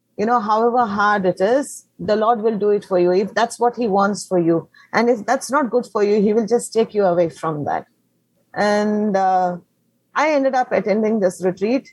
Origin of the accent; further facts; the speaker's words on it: Mangalore, Karnataka, India; first language Konkani; English is a second language; moved away as an adult; now in Kerala, India; originally, I'm from Karnataka, Mangalore